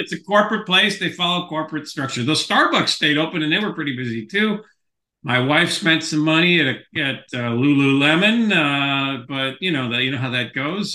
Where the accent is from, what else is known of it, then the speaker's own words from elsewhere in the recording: Skokie, Illinois, United States; growing up in Skokie